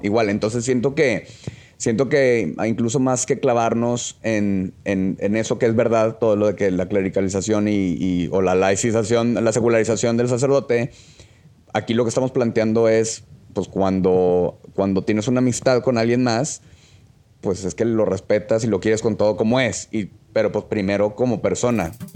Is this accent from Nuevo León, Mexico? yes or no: yes; Monterrey, Nuevo León, Mexico; soy de aquí de Monterrey